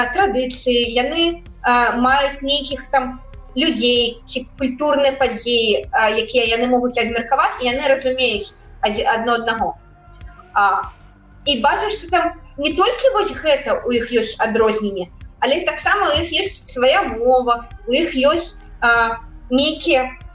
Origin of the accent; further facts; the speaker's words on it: Belarus; Belarusian is a second language; moved away as an adult; now in United States; мы беларусы